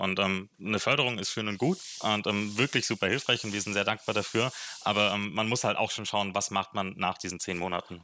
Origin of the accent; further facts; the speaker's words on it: Frankfurt, Hesse, Germany; moved away as an adult; also born or lived in Marburg; now in Bayreuth, Germany; ich komme ursprünglich aus Frankfurt, da bin ich geboren